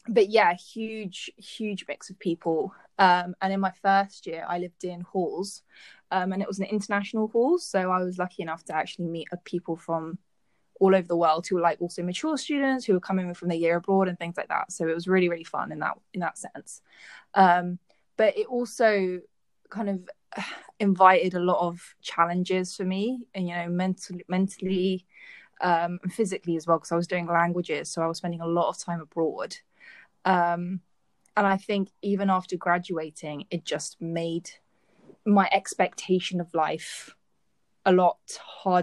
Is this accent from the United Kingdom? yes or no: yes; Windsor, South East England, United Kingdom; I grew up in Windsor